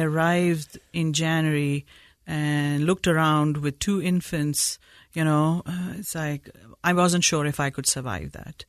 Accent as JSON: {"language": "English", "town": "Peshawar", "region": "Khyber Pakhtunkhwa", "country": "Pakistan", "tie": "born or raised there", "moved": "yes", "lives_now": "Utah, United States", "said": "I was born in Peshawar, Pakistan"}